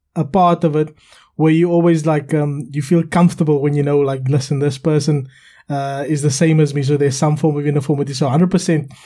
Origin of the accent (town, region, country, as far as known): South Africa; now in United Kingdom